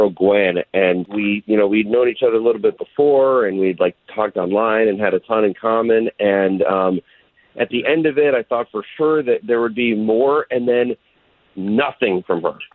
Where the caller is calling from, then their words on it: Groveland, Florida, United States; I'm um, from Groveland.